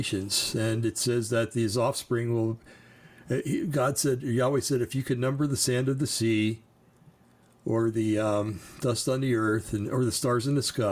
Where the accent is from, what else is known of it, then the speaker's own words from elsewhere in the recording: New Jersey, United States; I'm from New Jersey